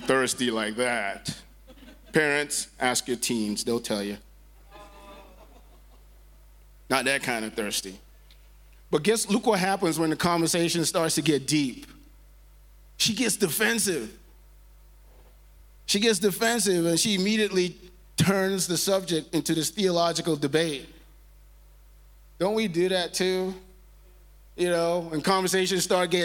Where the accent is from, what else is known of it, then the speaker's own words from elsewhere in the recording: Nigeria; moved away; I grew up in Nigeria, in West Africa